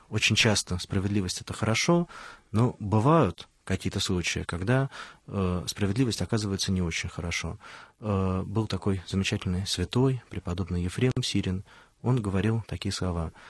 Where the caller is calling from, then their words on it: Moscow, Russia; Здравствуйте, во-первых … я из Москвы.